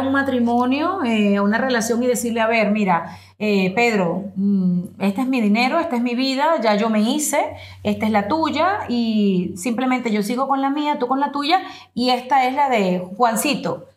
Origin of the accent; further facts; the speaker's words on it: Venezuela; moved away as an adult; now in United States; yo vengo de Venezuela, yo tengo 22 años siendo inmigrante en los Estados Unidos